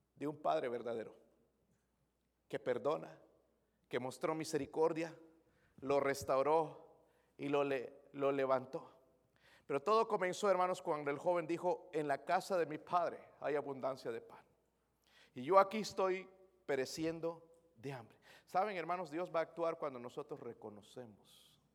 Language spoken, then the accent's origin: Spanish; Bolivia; moved away; Soy de Bolivia